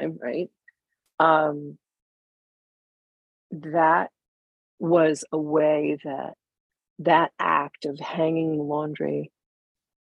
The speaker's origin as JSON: {"language": "English", "region": "Upper Peninsula of Michigan", "country": "United States", "tie": "born or raised there", "also_born_or_lived": "Evanston, Illinois", "said": "my family moved to the Upper Peninsula of Michigan when I was 9, and that really became my home"}